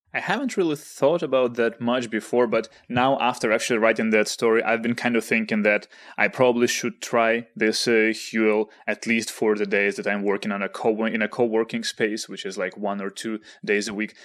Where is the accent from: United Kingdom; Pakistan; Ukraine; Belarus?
Ukraine; Kharkiv, Kharkiv Oblast; moved away; Kharkiv, uh, which is my hometown